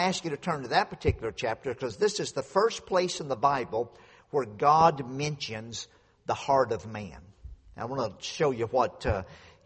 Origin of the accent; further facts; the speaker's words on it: Louisiana, United States; moved away; I grew up down in Louisiana, out in the country on a dead-end dirt road, two houses on the road